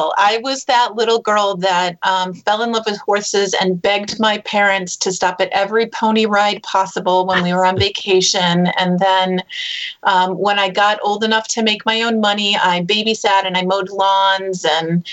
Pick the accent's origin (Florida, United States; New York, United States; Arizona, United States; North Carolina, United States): New York, United States; Rochester; I grew up in upstate New York, Rochester, New York, outside of Rochester